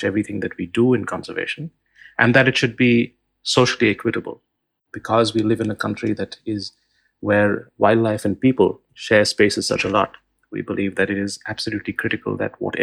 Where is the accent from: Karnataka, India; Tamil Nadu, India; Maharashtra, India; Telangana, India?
Maharashtra, India; Mumbai; I grew up in Bombay in the 1970s and 80s.